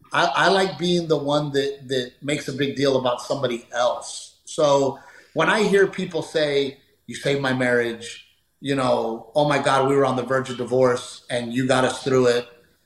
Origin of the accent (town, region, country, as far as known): Texas, United States